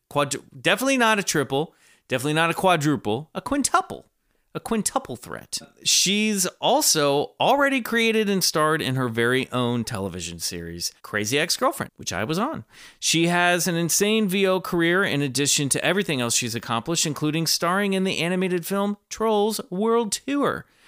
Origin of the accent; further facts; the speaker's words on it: Kansas, United States; I grew up in Kansas